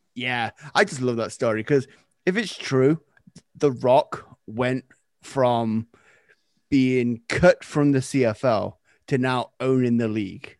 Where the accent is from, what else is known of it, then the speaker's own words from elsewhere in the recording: Nottingham, East Midlands, United Kingdom; moved away as an adult; now in Canada; I am originally from Nottingham, England.